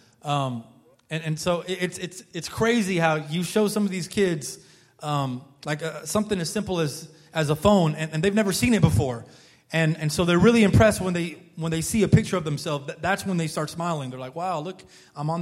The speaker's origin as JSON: {"language": "English", "country": "United States", "said": "I'm an American looking guy, I'm an American"}